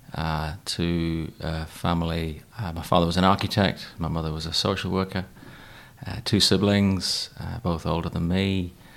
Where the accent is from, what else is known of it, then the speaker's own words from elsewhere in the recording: Newcastle upon Tyne, North East England, United Kingdom; I was raised in Newcastle